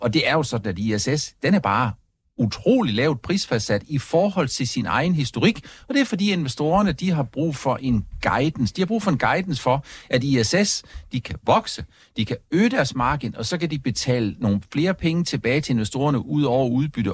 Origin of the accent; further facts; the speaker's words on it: Funen, Southern Denmark, Denmark; Fyn, hvor jeg kommer fra